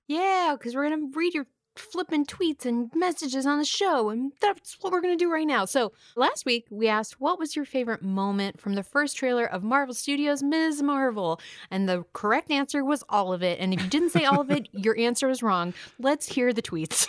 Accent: California, United States; now in New York, United States; I grew up in California

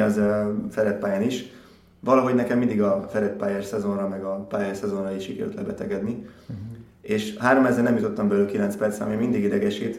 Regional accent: Gyula, Békés, Hungary; futottam Gyulán, ugye ott, ott nőttem föl

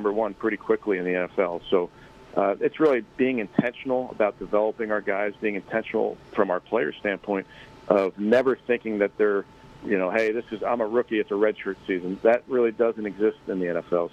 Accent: Philadelphia, Pennsylvania, United States; I'm from Philly.

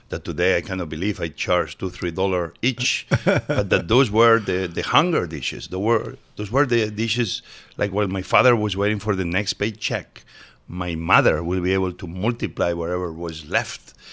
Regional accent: Mieres, Asturias, Spain; English is a second language; now in United States; I was born in Asturias, uh, mining area, in a tiny town called Mieres, and it's northern Spain. Yep, uh, uh, super green.

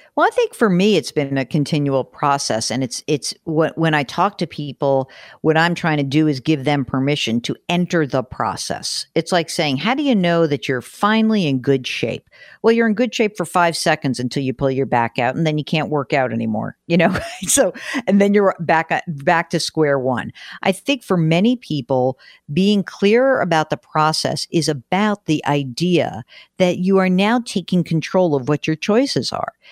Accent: New York metropolitan area, United States; I grew up in the New York metropolitan area

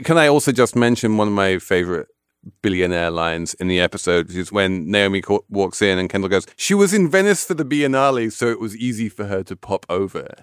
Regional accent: England, United Kingdom; I'm English

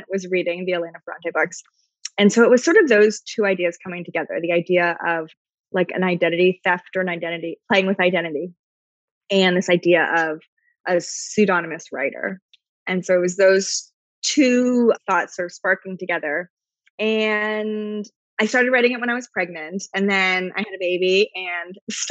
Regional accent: New York City, New York, United States; also born or lived in Brooklyn; I'm a lifelong New Yorker, but I grew up in Manhattan

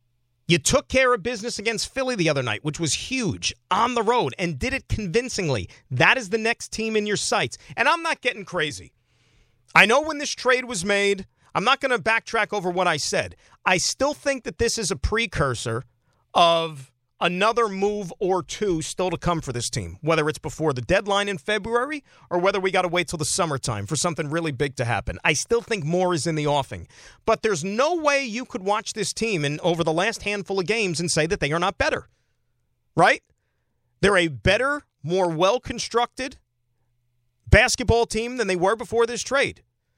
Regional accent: Saskatchewan, Canada; I'm from Saskatchewan, born and raised. What's that about?

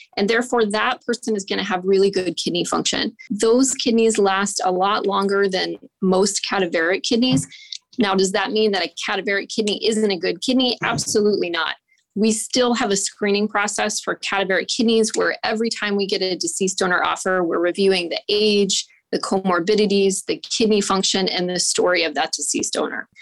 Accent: Columbus, Ohio, United States; moved away as an adult; also born or lived in New Mexico; I'm from the Columbus area

